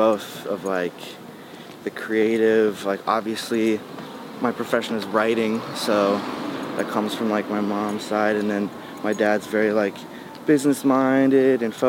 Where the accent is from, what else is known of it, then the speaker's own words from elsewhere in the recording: Goshen, Indiana, United States; moved away; also born or lived in Lafayette, Indiana / Ohio; the place that I'm like, that I like would call my hometown mm-hmm. is this place, Goshen, Indiana